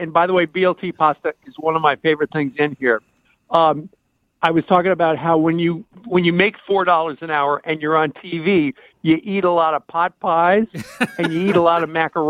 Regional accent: Kansas, United States; I grew up in Kansas

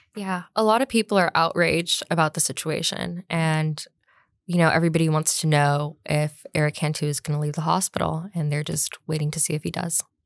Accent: Long Beach, California, United States; moved away as an adult; also born or lived in Albany, New York; now in San Antonio, United States; I'm from Long Beach, California, originally

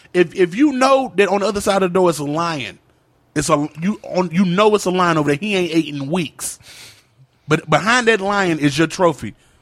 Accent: Virginia, United States; Keep in mind, I'm not from New York. I'm from Virginia, so I don't know the names of the streets.

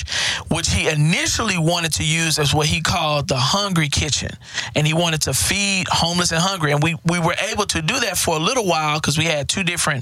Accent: Houston, Texas, United States; I grew up in Fifth Ward. Crimson Street.

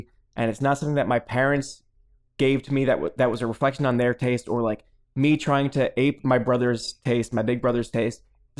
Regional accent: New Jersey, United States; moved away; I am in my home state of New Jersey.

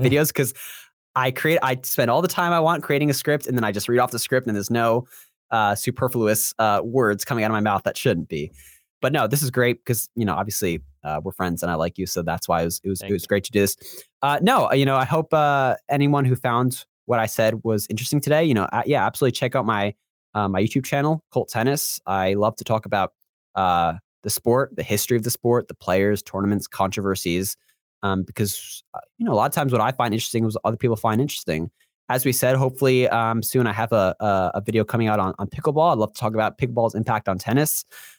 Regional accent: Florida, United States; Again, I'm from Central Florida, so we have a major hurricane coming as of this recording.

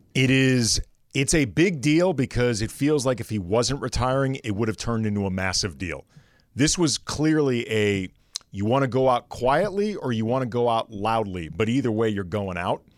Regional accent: St. Louis, Missouri, United States; moved away; I grew up in St. Louis

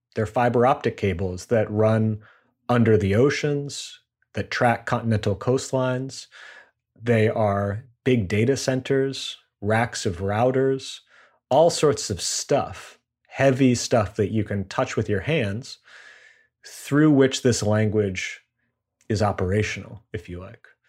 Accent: United States; as an American

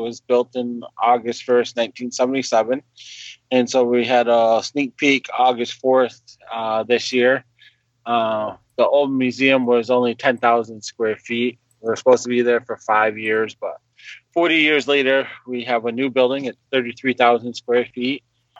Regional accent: Ohio, United States; Clan is Beaver, and that I'm from Ohio or for Allegheny Territory.

